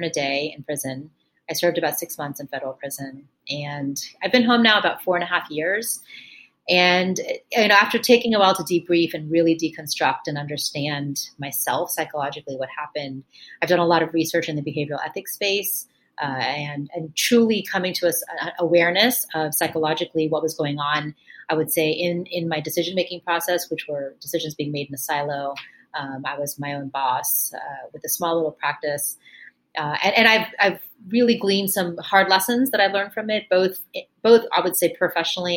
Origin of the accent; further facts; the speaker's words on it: Miami, Florida, United States; moved away as an adult; also born or lived in New York; I grew up in Miami, Florida, the child of immigrants from India.